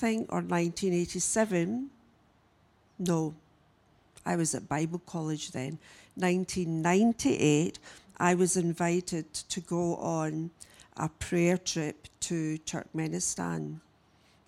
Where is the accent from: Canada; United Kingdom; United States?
United Kingdom; Glasgow, Scotland; also born or lived in Adelaide, Australia; I was born here in Australia. I was born in Adelaide. My parents were 10-pound Poms, but they left Australia after 10 years and went back home to Glasgow. And I was nearly six when I left, and I then grew up in Glasgow